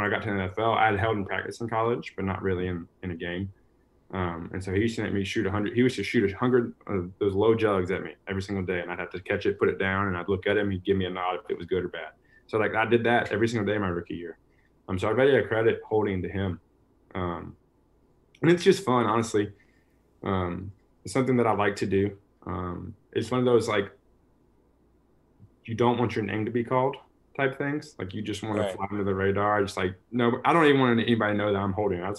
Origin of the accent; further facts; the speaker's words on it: North Carolina, United States; We're both being from North Carolina